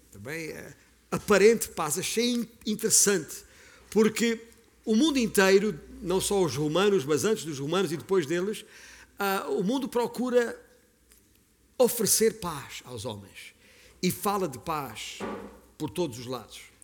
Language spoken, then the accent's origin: Portuguese; Beja, Alentejo, Portugal; eu nasci em Beja, no Alentejo